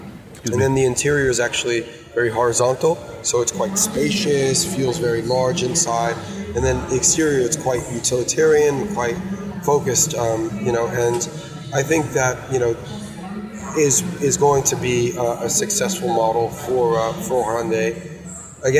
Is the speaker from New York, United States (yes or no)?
yes; New York, United States; I grew up in New York